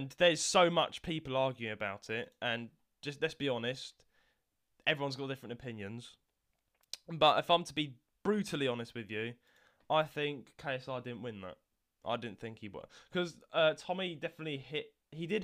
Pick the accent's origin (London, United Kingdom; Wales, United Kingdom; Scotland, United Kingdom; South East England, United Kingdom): London, United Kingdom; accent: Londoner; moved away; I'm from London as well, but I've not lived there my whole life. I moved, right? So I've got the Londoner accent